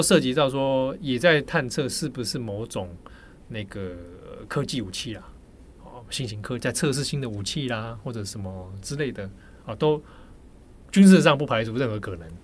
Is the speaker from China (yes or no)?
no; Taipei, Taiwan; 我小时候，我童年成长其实是在北投的阳明山那个山区里面